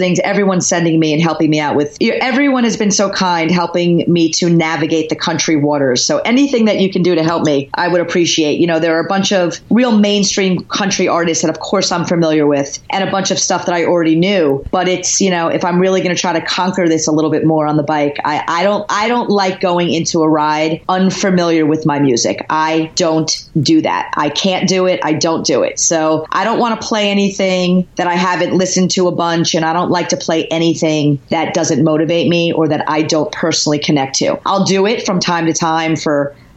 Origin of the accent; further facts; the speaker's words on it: New Jersey, United States; I am from Jersey. Yeah. I am proud, born and bred Jersey girl.